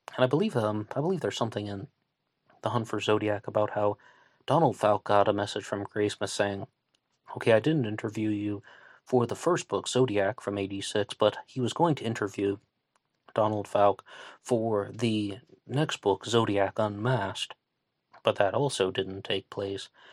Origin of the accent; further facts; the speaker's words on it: West Virginia, United States; accent: Southern twang; I'm a West Virginian. and I can slip into the twang